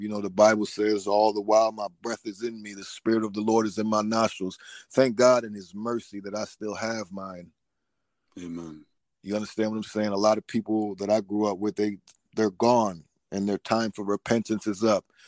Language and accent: English; Newport News, Virginia, United States; now in Atlanta, United States; I'm from Newport News, Virginia. Right now, I'm living in Georgia, though, in the Atlanta area